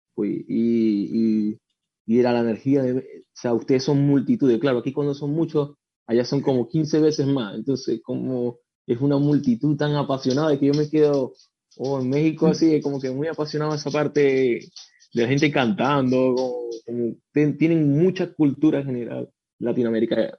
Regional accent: Venezuela; now in Chile; yo soy de Venezuela, no soy chileno, soy el único que soy de Venezuela.

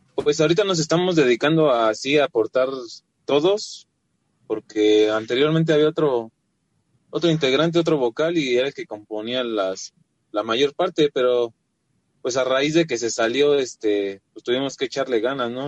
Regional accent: Ecatepec, State of Mexico, Mexico; Somos de Catepec, Estado de México

